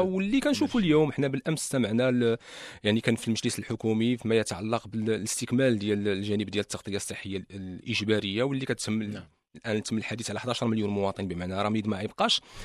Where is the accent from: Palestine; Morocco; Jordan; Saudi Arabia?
Morocco; عندنا في المغرب